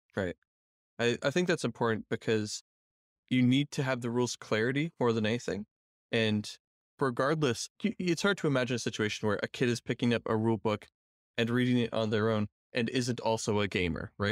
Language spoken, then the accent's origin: English; Canada; I'm a Canadian